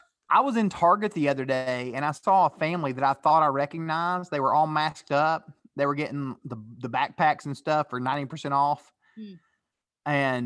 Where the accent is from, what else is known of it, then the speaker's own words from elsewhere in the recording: Chattanooga, Tennessee, United States; I grew up in Chattanooga, Tennessee, and it's a big deal.